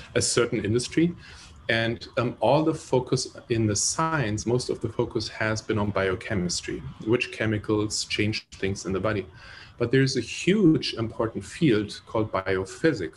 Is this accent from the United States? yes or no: no; Germany; moved away; I grew up in Germany